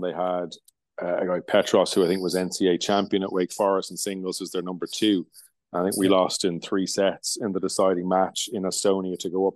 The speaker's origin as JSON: {"language": "English", "town": "Limerick", "region": "Munster", "country": "Ireland", "tie": "born or raised there", "said": "Limerick is is my hometown."}